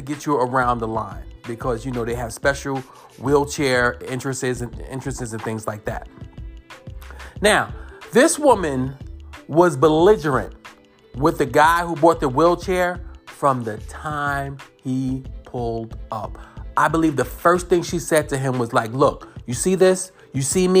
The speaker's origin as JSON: {"language": "English", "region": "New York", "country": "United States", "said": "I'm from New York"}